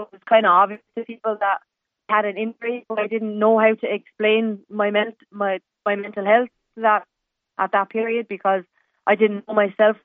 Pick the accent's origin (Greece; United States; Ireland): Ireland; Douglas, Munster; moved away; also born or lived in Dublin / Glasgow; me growing up in Douglas